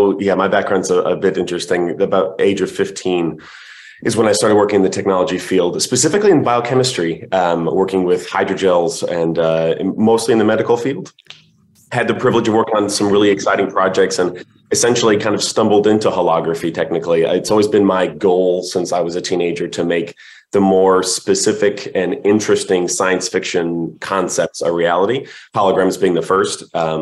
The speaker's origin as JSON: {"language": "English", "town": "New Orleans", "region": "Louisiana", "country": "United States", "tie": "born or raised there", "said": "I was raised in New Orleans, so etouffee and gumbo were pretty much what I was raised on."}